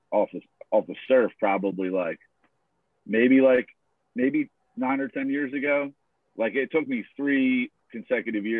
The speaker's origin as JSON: {"language": "English", "town": "Villas", "region": "New Jersey", "country": "United States", "tie": "born or raised there", "said": "I grew up over in the Villas"}